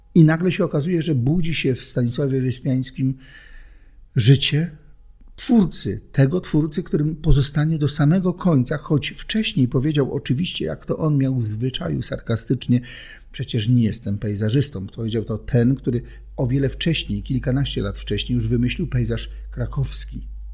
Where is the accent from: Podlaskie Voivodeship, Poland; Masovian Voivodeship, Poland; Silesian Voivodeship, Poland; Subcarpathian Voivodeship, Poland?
Silesian Voivodeship, Poland; Urodziłem się na Śląsku, tam żyję